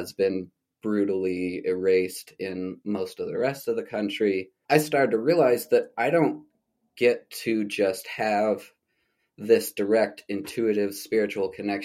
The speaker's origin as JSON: {"language": "English", "town": "St. George", "region": "Utah", "country": "United States", "tie": "born or raised there", "also_born_or_lived": "Albuquerque, New Mexico", "moved": "as an adult", "said": "my hometown in Nuwu Land in St. George, Utah"}